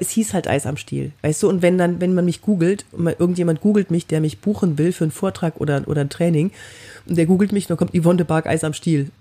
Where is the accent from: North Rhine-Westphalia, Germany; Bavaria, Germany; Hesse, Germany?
North Rhine-Westphalia, Germany; Cologne; ich bin aus Köln